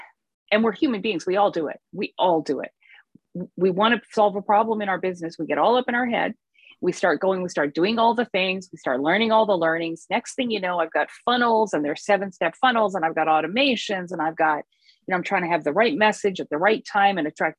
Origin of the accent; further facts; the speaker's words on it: Vancouver, British Columbia, Canada; I'm from Vancouver